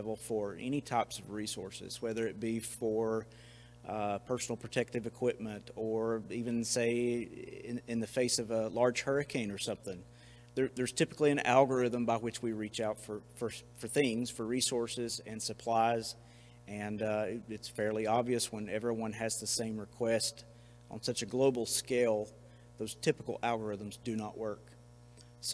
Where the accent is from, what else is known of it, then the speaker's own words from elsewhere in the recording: Bethel, North Carolina, United States; I grew up here in Haywood County, particularly in the Bethel area